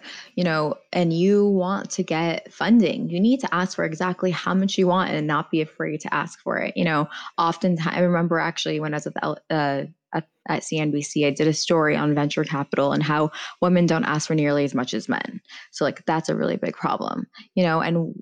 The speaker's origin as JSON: {"language": "English", "country": "United States", "first_language": "Farsi", "second_language": "English", "said": "I'm not just American, but I'm Iranian American"}